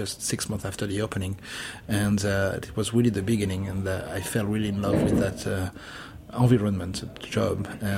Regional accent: Monaco; now in New York, United States; I grew up born and grew up in Monaco.

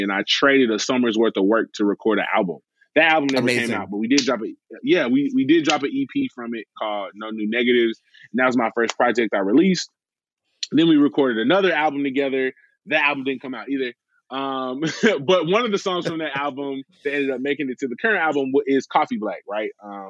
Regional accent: the South, United States; even though I grew up in the South listening to 3 Six Mafia.

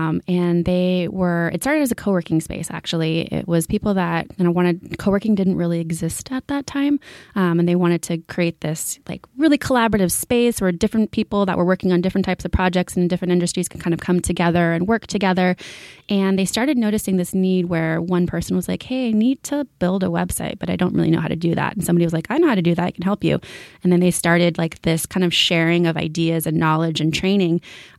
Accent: Bay Area, California, United States; moved away as an adult; now in Los Angeles, United States; I'm California born and raised. I'm from the Bay Area. I moved down here to go to UCLA, go Bruins. And I just stayed in LA ever since.

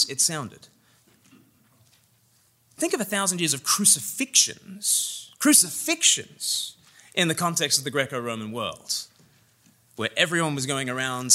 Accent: Australia; now in England, United Kingdom; I'm Australian and I live in England

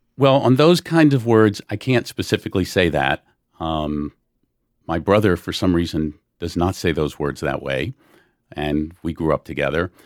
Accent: New Orleans, Louisiana, United States; now in Long Island, United States; I'm from New Orleans

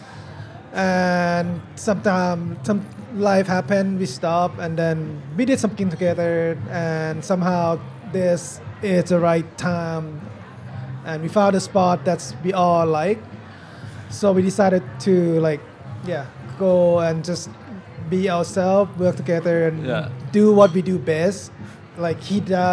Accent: Bangkok, Thailand; moved away as an adult; now in Portland, United States; Born and raised in Bangkok, moved to Portland in 2000

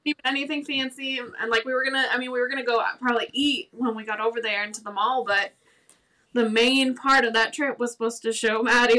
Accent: along the Canadian border, New York, United States; now in Virginia, United States; I'm from New York, pretty much along the Canadian border, or the Quebec, depending on what side you go through. My dad's a resident alien, so, I mean, we obviously spent a lot of time back and forth in Canada growing up

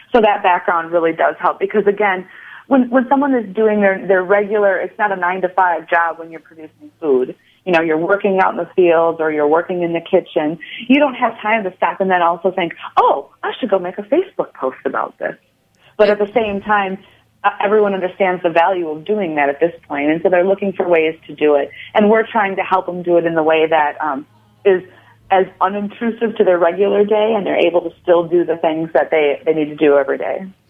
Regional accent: Fort Atkinson, Wisconsin, United States; also born or lived in Madison, Wisconsin; I grew up in Fort Atkinson, Wisconsin.

